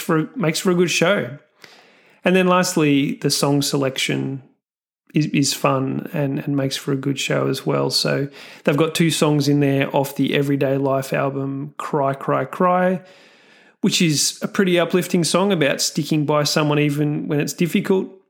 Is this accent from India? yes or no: no; Australia; I'm Australian